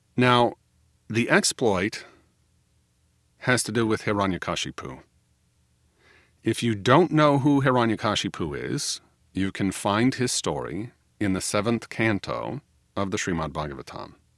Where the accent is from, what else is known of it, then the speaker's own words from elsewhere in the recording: United States; I am an American